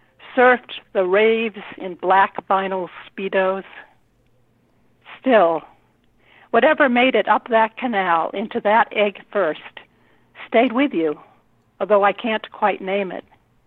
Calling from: Rhode Island, United States; From Rhode Island.

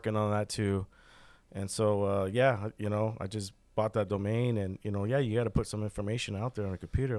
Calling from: California, United States; I'm calling you from California.

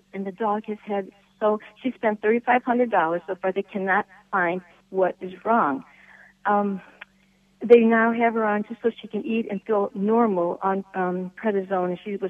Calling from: Michigan, United States; I'm calling from Michigan

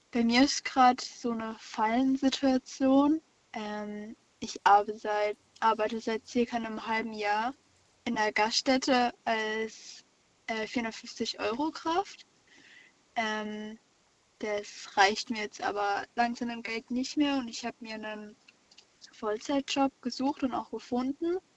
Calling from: Karlsruhe, Baden-Württemberg, Germany; Aus Karlsruhe.

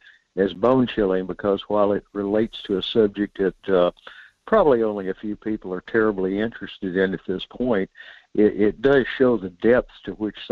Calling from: North Pole, Alaska, United States; Michael, this is … in North Pole.

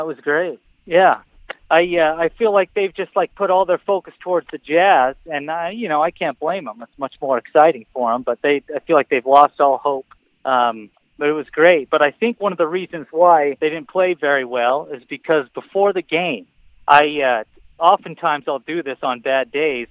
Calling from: Salt Lake City, Utah, United States; I'm calling from Salt Lake City, Utah. That's where I I live

